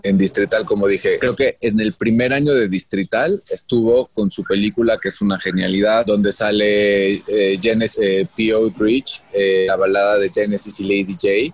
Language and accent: Spanish; Mexico; soy mexicano y de que soy gay